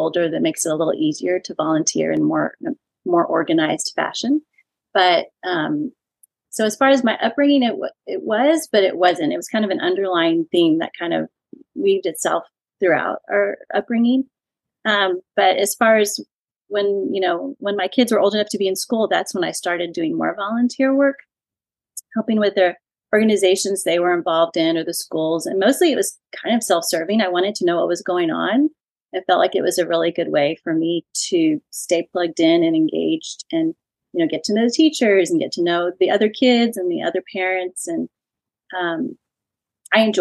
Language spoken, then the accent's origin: English; San Antonio, Texas, United States; also born or lived in California / Dallas-Fort Worth, Texas; I am a native Texan. I grew up in San Antonio, went to college in California, and then my husband and I, fiance at the time, came back to Texas